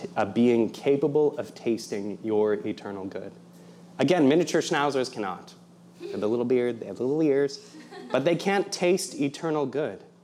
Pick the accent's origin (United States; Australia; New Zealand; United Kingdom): United States; Fort Wayne, Indiana; moved away as an adult; also born or lived in Providence, Rhode Island; I'm from Indiana originally.